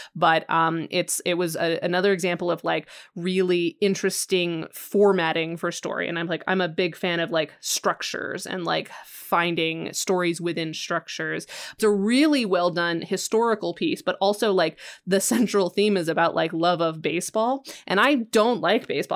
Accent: Western Colorado, United States; I grew up in Western Colorado. Like I'm right next to Utah

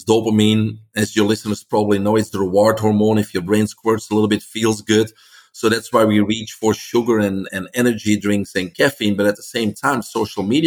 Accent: Belgium; English is a second language; moved away as an adult; now in United States; I came here from Belgium. That's why I have this accent. In 1997, I was in my 20s

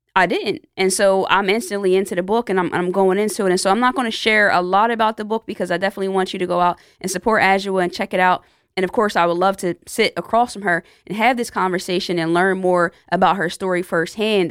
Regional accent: Lawnside, New Jersey, United States; my hometown, Lawnside, New Jersey

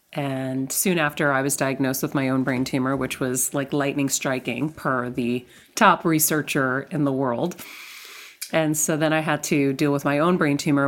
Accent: Medford, Massachusetts, United States; I am from Medford, Massachusetts, born to Greek immigrant parents

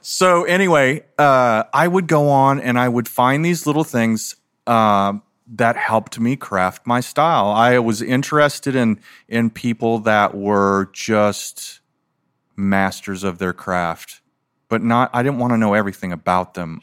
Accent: Philippines; now in United States; I was born in the Philippines, and so back then, so this was nineteen sixty-eight

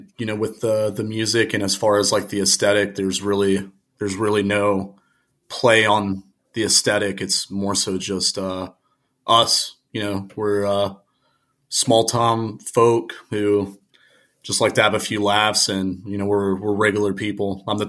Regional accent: Reynoldsburg, Ohio, United States; So I was born in Reynoldsburg, Ohio, which is, it's just east of Columbus. It might as well just be Columbus, about 20 minutes outside of the city. Very small town. You know, I grew up there.

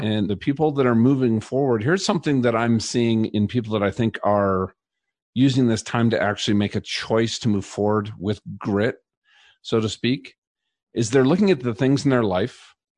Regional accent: Minnesota, United States; now in Colorado, United States; I grew up in Minnesota

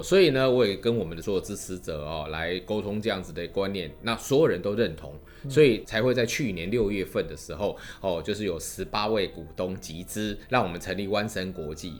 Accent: Taiwan; 身为我们一个台湾人也好，或者台湾的音乐人也好

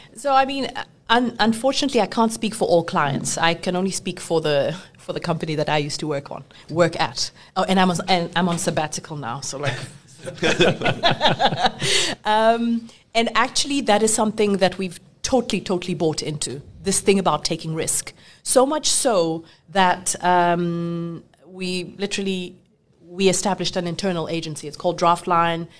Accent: South Africa; I'm talking South African

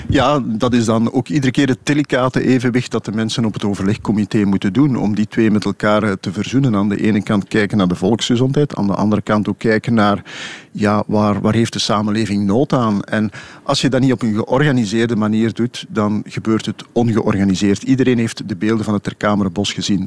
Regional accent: Flanders, Belgium; als Vlamingen

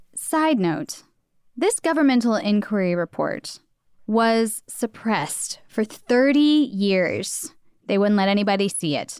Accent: United States; we're we're American, obviously, so we're coming at this from an American point of view.

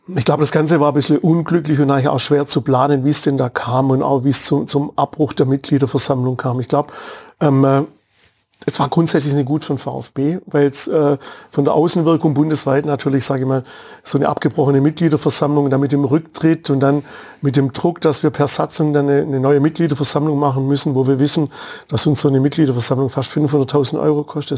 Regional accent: Waldenbuch, Baden-Württemberg, Germany; also born or lived in Nürtingen; mit einem Bruder im schönen Ortsteil Glashütte zwischen Stuttgart und Tübingen aufgewachsen

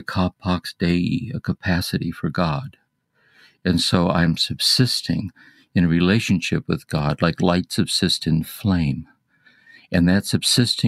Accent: Akron, Ohio, United States; born and raised in Akron, Ohio, the oldest of six children

